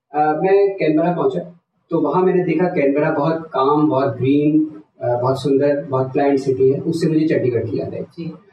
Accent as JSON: {"language": "Hindi", "town": "Lucknow", "region": "Uttar Pradesh", "country": "India", "tie": "born or raised there", "moved": "yes", "lives_now": "Australia", "said": "मेरा home town Lucknow है"}